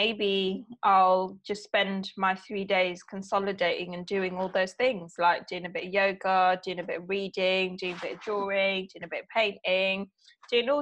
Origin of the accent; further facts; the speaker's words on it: London, United Kingdom; I'm from London, the land of pigeons